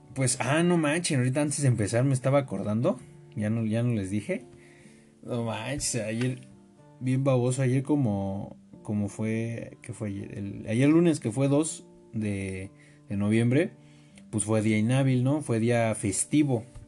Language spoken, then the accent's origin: Spanish; Mexico; todos los que somos mexicanos